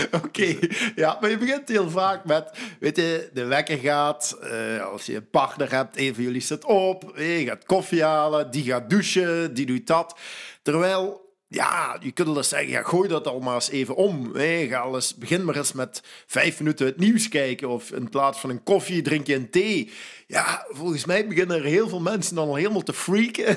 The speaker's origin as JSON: {"language": "Dutch", "area": "Belgian Limburg", "region": "Flanders", "country": "Belgium", "moved": "yes", "said": "ik ben van Limburg, Belgisch Limburg afkomstig"}